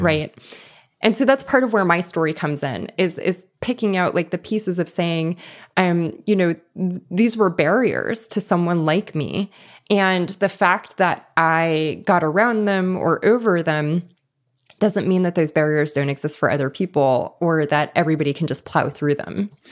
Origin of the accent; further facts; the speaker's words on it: Los Angeles, California, United States; I grew up in East Los Angeles